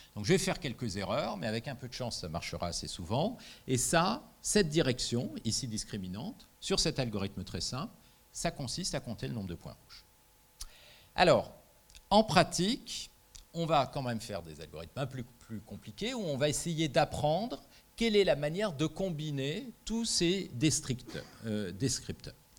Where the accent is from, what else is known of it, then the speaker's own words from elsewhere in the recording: France; je suis français